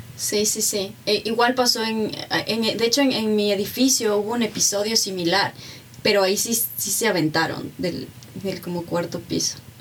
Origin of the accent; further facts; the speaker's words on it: Ecuador; moved away as an adult; also born or lived in Mexico; Ecuador era mi casa, pero Ecuador es algo más, es donde está mi familia, es donde está mi identidad